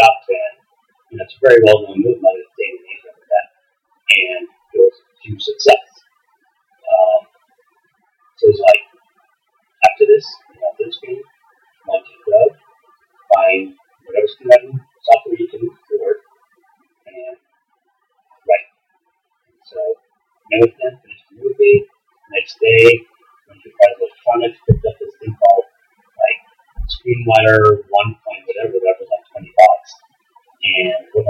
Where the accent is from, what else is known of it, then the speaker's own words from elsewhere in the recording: Casa Grande, Arizona, United States; I'm originally from Casa Grande